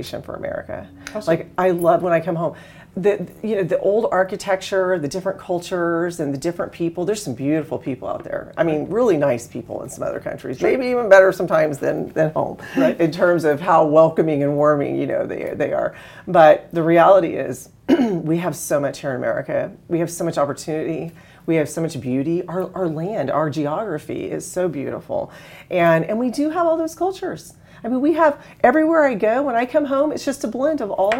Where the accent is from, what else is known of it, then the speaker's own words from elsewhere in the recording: Texas, United States; moved away; I grew up in Texas